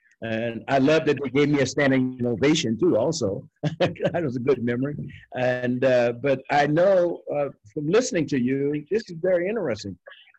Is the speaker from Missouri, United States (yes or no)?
yes; St. Louis, Missouri, United States; because I was born and raised in St. Louis, Missouri, where my father and my mother were.